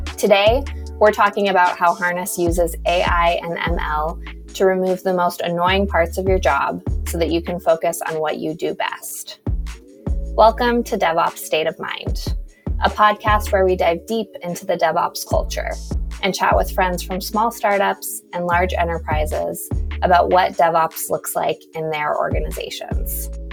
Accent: New Mexico, United States; moved away; I'm originally from New Mexico, so desert girl at heart

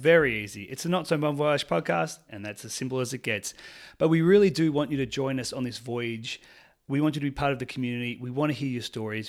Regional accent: Melbourne, Victoria, Australia; I'm from Melbourne, Australia.

